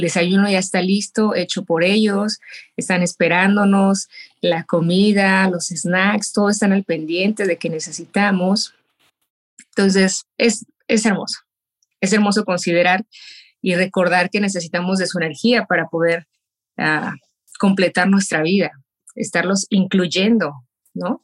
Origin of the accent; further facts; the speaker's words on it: Mexico; moved away as an adult; now in Las Vegas, United States; soy mexicana y viviendo en Las Vegas hace ya más de 25 años